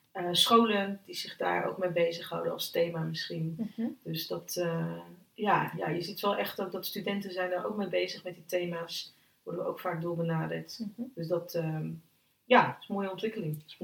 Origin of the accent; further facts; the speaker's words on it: Utrecht, Netherlands; uit Utrecht, geboren en getogen in Utrecht